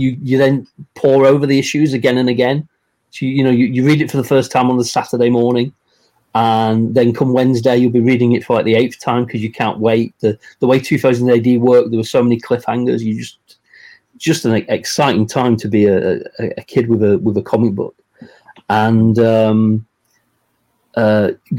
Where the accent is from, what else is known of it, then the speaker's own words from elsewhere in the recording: England, United Kingdom; I grew up here in England